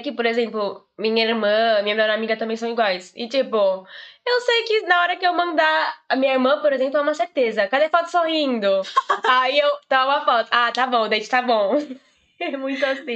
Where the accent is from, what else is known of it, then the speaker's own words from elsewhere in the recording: Brazil; now in Portugal; Eu sou brasileira